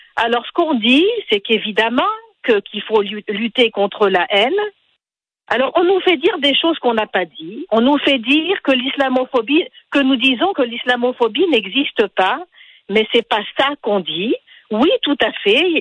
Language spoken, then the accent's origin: French; Tunisia; je suis tunisienne.